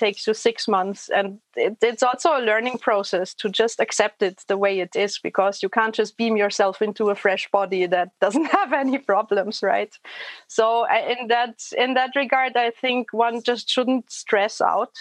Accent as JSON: {"language": "English", "country": "Germany", "tie": "born or raised there", "moved": "as an adult", "lives_now": "Vienna, Austria", "said": "I grew up in a tiny little place somewhere in between Frankfurt and Würzburg."}